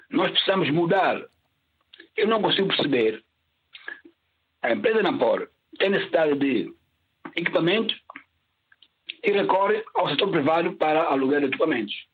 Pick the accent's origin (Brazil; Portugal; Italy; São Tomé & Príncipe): São Tomé & Príncipe; Eu sou santo santomense, nasci em Santo Tomé.